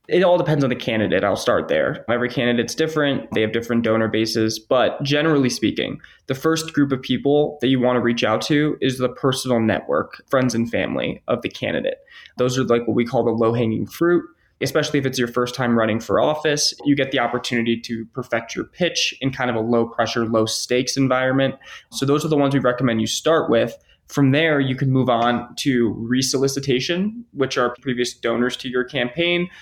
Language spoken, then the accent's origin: English; Ann Arbor, Michigan, United States; I was actually born and raised in Ann Arbor, Michigan.